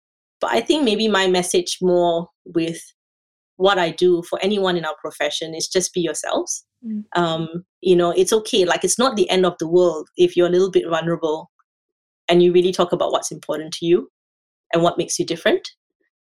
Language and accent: English; Singapore; moved away as an adult; now in Australia; I'm from Singapore